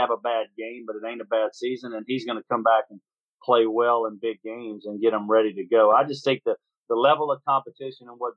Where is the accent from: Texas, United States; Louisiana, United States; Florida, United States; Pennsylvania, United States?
Louisiana, United States; Shreveport; moved away; my hometown, Shreveport, Louisiana.